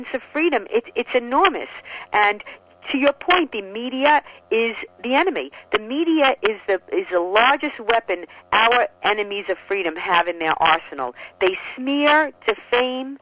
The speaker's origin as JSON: {"language": "English", "region": "New York", "country": "United States", "said": "As a New Yorker"}